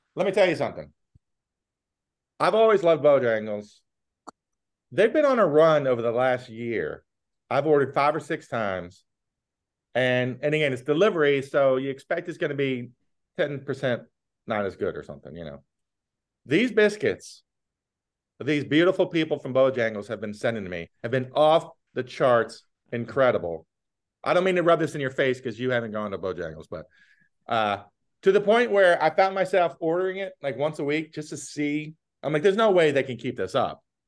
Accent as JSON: {"language": "English", "region": "the South", "country": "United States", "tie": "born or raised there", "also_born_or_lived": "Richmond", "said": "growing up in the South"}